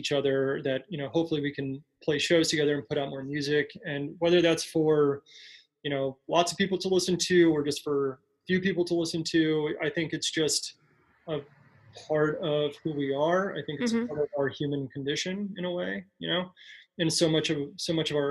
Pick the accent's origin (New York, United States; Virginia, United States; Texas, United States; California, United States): Texas, United States; El Paso; moved away as an adult; now in Chicago, United States; I've been here in Chicago for you know, going on 8 years, and I still identify myself first as somebody from El Paso.